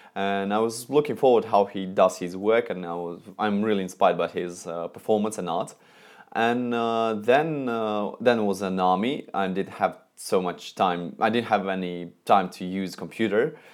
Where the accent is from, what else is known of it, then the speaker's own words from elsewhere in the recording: Moscow, Russia; I'm from Moscow, Russia